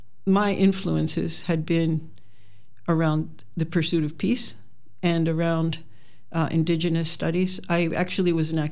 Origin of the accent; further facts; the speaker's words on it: Western Pennsylvania, United States; moved away as an adult; also born or lived in Chicago / Miami, Florida; now in Ontario, Wisconsin, United States; I originated in Pennsylvania, Western Pennsylvania, the hills, and I landed in Chicago for quite a long time.